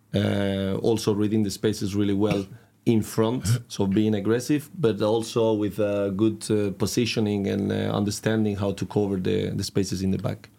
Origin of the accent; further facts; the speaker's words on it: Catalonia, Spain; English is a second language; moved away as an adult; now in Trondheim, Norway; from a, village in the coast, in the north of Barcelona